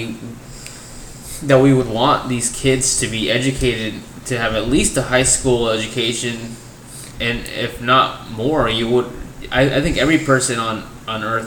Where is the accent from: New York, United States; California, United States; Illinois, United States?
California, United States; we're from California